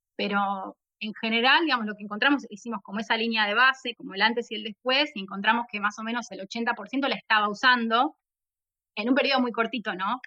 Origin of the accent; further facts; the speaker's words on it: La Plata, Buenos Aires Province, Argentina; soy de La Plata, la, capital de la provincia de Buenos Aires